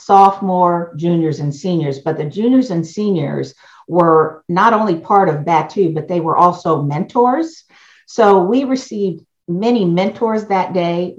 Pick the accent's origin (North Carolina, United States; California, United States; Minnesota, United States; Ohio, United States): Ohio, United States; Westerville; also born or lived in Washington, D.C.; I actually grew up in Westerville, Ohio. I was born in Washington, D.C.